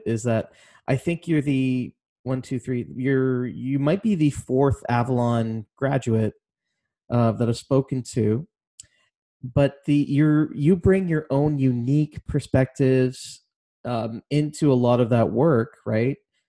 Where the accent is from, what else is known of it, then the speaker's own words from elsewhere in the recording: Canada; also born or lived in Trinidad; I was born in Trinidad and raised here